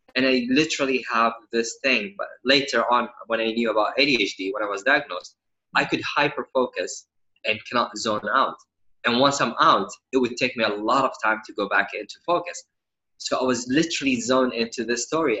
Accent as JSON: {"language": "English", "country": "Saudi Arabia", "tie": "born or raised there", "said": "I was born and raised in Saudi"}